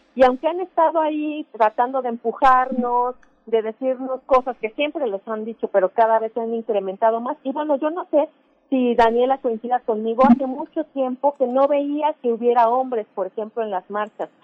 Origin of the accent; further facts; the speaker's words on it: Hidalgo, Mexico; yo que soy de Hidalgo